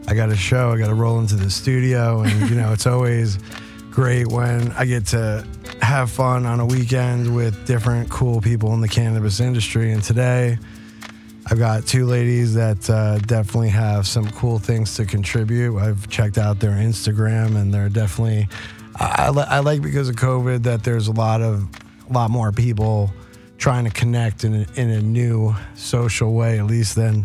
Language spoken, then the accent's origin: English; New York, United States; also born or lived in Las Vegas, Nevada / Southern California; now in California, United States; I grew up in New York, East Coast, way different attitudes